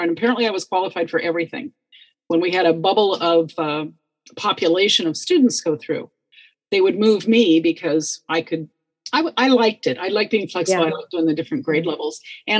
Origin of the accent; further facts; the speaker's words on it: Seattle, Washington, United States; I was born in Seattle. Mm-hmm. I haven't much left the state except to travel.